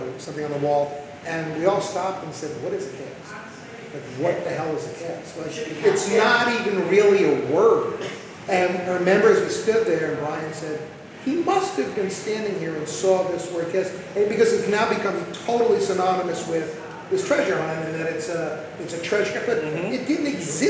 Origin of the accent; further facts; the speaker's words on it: New Jersey, United States; I grew up in New Jersey.